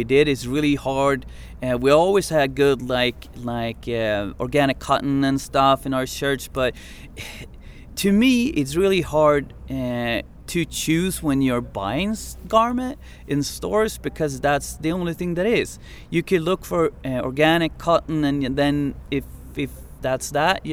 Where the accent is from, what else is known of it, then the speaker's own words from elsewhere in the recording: Umeå, Västerbotten County, Sweden; Umeå, where I'm from, my hometown.